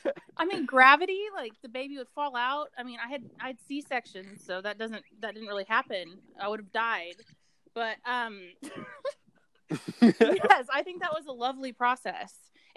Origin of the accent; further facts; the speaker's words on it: Texas, United States; I'm from Texas